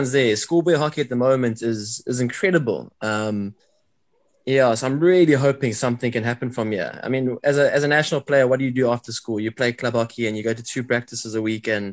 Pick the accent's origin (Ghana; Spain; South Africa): South Africa; we're South African